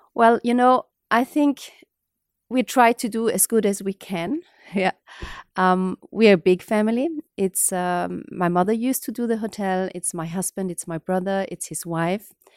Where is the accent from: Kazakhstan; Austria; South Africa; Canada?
Austria; Vienna; was born and raised in Vienna.